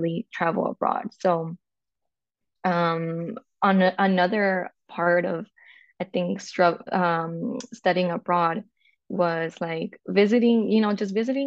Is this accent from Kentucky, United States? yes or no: no; Los Angeles, California, United States; moved away as an adult; now in Amsterdam, Netherlands; So I am from California. I was born and raised in LA. I'm a Chicana